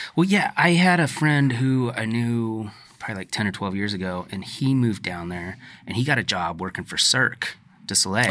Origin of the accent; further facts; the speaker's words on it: The Dalles, Oregon, United States; you and I grew up in the Dalles